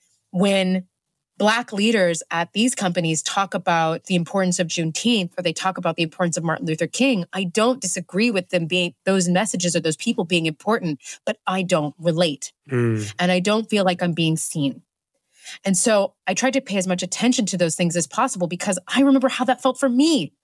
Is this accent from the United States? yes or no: no; Nigeria; also born or lived in Ethiopia; I grew up in Nigeria. I grew up in Ethiopia.